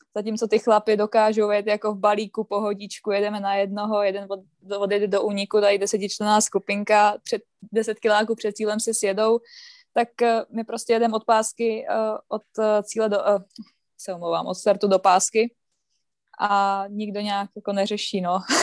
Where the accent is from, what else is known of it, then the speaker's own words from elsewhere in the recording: Třebíč, Vysočina Region, Czechia; já vlastně bydlím okolo Třebíče